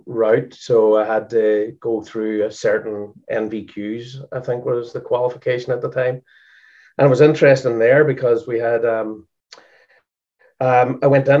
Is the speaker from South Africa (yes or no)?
no; Strabane, Northern Ireland, United Kingdom; now in Boston, United States; I'm from the north of Ireland